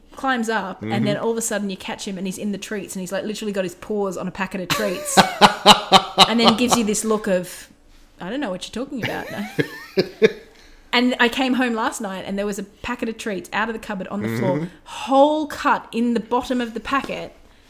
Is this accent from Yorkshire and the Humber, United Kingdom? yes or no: no; Edinburgh, Scotland, United Kingdom; There is a posh Scottish accent, which is like, no, because I'm from Edinburgh.